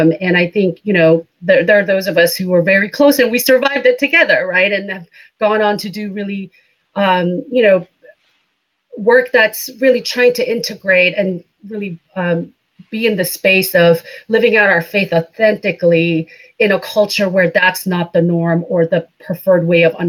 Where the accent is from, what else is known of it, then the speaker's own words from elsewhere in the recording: India; moved away as an adult; now in United States; So I am MK, a missionary kid. I grew up in India for the most part, and then came to the United States to go to college.